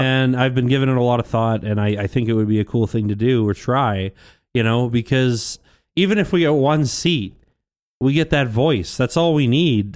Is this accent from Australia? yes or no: no; St. Albert, Alberta, Canada; I grew up in Saint Albert most of my life